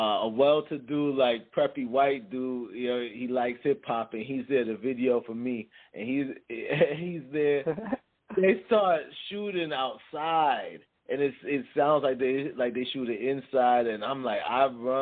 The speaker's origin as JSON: {"language": "English", "town": "Arlington", "region": "Virginia", "country": "United States", "tie": "born or raised there", "also_born_or_lived": "Jamaica", "moved": "yes", "lives_now": "Washington, D.C., United States", "said": "I grew up in Arlington, Virginia."}